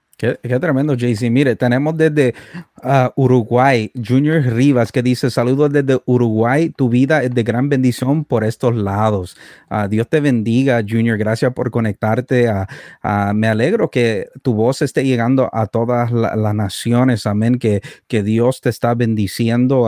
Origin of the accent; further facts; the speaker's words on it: Canada; also born or lived in El Salvador; Fui criado aquí en Canadá